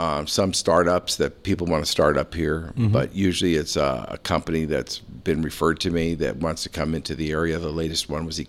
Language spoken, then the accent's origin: English; St. Petersburg, Florida, United States; also born or lived in Connecticut; I was born in Connecticut, but raised right here in St. Petersburg, about 4 blocks from here.